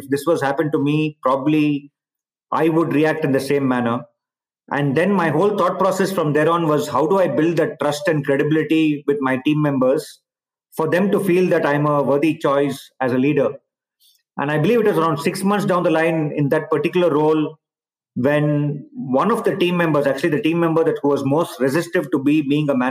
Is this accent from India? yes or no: yes; India; moved away as an adult; also born or lived in Palo Alto, United States / Barcelona, Spain / Singapore / China; I've obviously been born and brought up in India